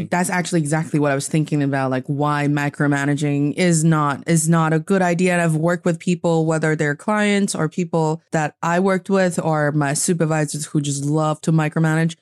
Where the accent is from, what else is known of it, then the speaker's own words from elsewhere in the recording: Northeast China, China; also born or lived in Beijing, China; I am from the northeast part of China